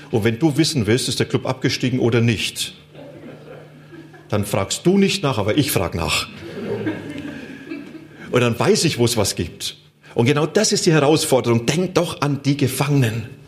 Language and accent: German; Germany; Wenn ich diesen Menschen sage, ich komme aus Deutschland und dort sind die Christen, die beten für euch